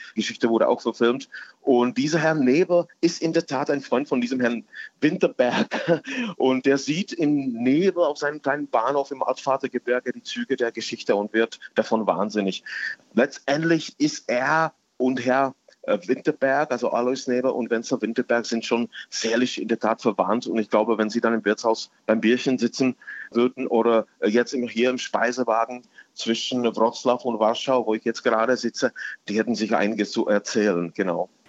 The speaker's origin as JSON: {"language": "German", "area": "edge of the Königgrätz battlefield", "region": "Hradec Králové Region", "country": "Czechia", "tie": "born or raised there", "second_language": "German", "moved": "yes", "lives_now": "Berlin, Germany", "said": "ich bin tatsächlich am Rand von diesem Schlachtfeld aufgewachsen"}